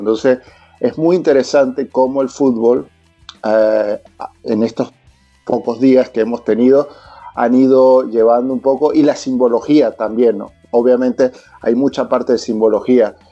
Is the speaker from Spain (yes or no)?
no; Venezuela; now in Chile; Te lo digo yo como venezolano